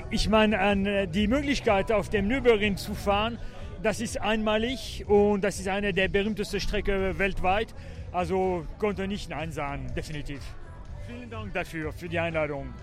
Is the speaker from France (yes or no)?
yes; France; also born or lived in Bavaria; now in Germany; Ich komme gebürtig aus Frankreich